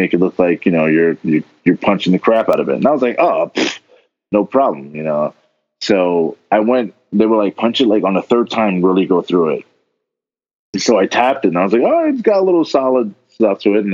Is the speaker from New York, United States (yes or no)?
yes; New York, United States; moved away; I'm originally from New York